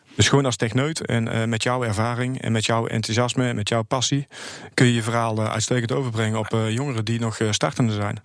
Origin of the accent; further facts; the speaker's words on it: Goirle, North Brabant, Netherlands; ik kom uit Goorlen, dat is tussen Tilburg en de Belgische grens